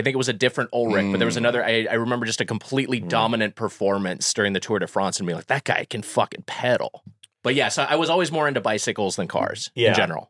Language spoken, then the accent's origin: English; Long Beach, California, United States; I'm from Long Beach, California.